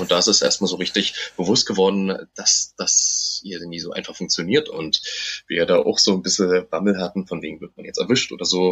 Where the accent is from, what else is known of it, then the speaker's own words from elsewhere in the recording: Germany; bei uns in Deutschland